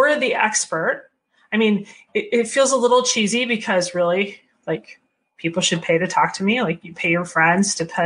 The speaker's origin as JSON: {"language": "English", "region": "Michigan", "country": "United States", "said": "I'm from Michigan and this is where we make cars."}